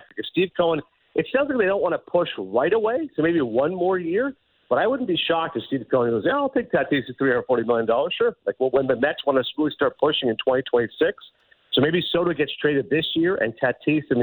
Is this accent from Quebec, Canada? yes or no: no; Kingston, Ontario, Canada; moved away; as a kid growing up in Eastern Ontario and Kingston